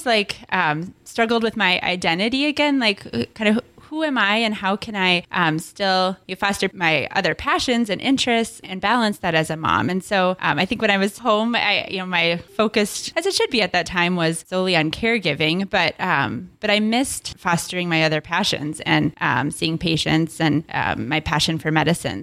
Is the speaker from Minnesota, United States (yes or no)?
yes; Minneapolis–Saint Paul, Minnesota, United States; now in Duluth, United States; I grew up in the Twin Cities